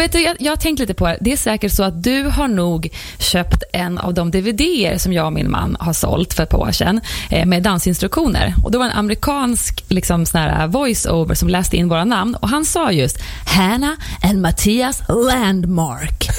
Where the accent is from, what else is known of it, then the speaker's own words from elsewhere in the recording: Herräng, Stockholm County, Sweden; now in Stockholm, Sweden; Jag är uppväxt i Herräng